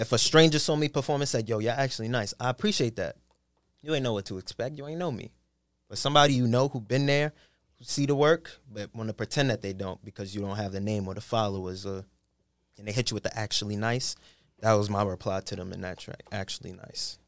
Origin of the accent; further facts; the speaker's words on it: New York City, New York, United States; I sound like I'm from Queens, New York